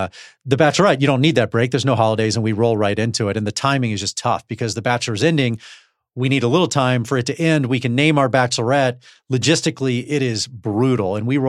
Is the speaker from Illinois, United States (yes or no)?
no; Texas, United States; grew up in Texas, so I need space.